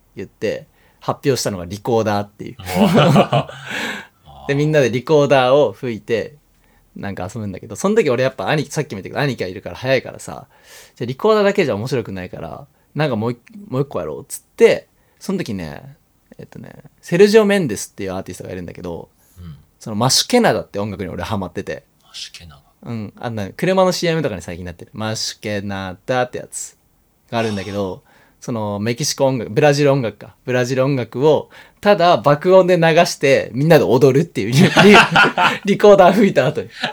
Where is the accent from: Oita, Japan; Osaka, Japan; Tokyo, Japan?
Oita, Japan; Yufu; 塚原っていう町に生まれました、僕は